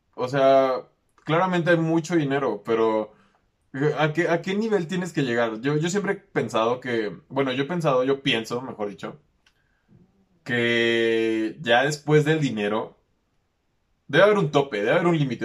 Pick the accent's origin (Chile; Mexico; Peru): Mexico; que soy aquí de México